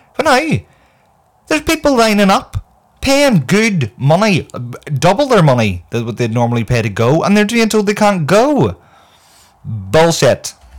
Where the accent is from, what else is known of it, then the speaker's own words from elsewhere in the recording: Northern Ireland, United Kingdom; I myself am from Northern Ireland